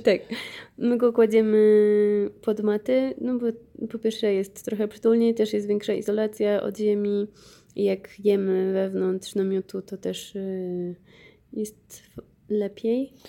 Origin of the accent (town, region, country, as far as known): Poland